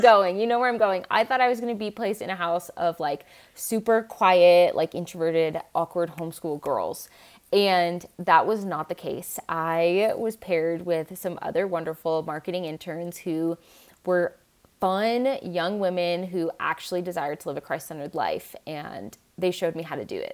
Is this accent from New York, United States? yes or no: no; Seattle area, Washington, United States; I grew up in Washington State, in like Seattle area